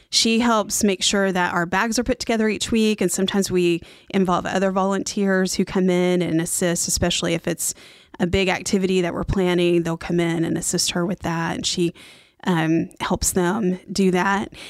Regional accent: Oklahoma, United States; moved away as an adult; also born or lived in Fort Worth, Texas; now in Mooresville, United States; I grew up in Oklahoma

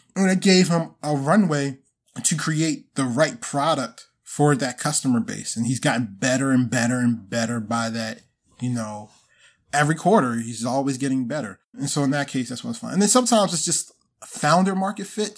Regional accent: Baltimore, Maryland, United States; I'm originally from Baltimore, so went to school here

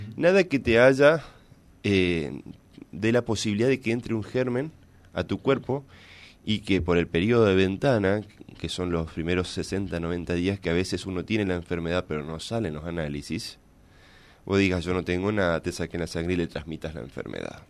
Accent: Villa Ángela, Chaco, Argentina; also born or lived in Corrientes; yo soy de Villa Ángela del Chaco

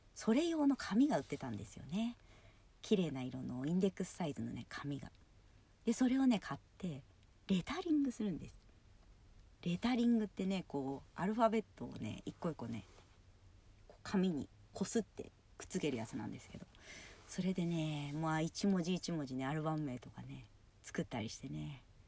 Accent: Yokohama, Kanagawa, Japan; 私地元が横浜なんですけど

